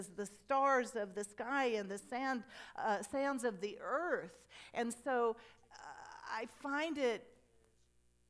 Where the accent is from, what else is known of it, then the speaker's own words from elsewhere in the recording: United States; I grew up on the Mississippi River